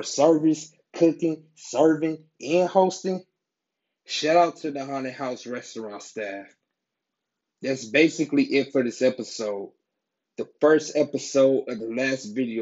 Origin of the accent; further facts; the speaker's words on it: Cleveland, Ohio, United States; moved away as an adult; now in Los Angeles, United States; I'm from Cleveland, Ohio.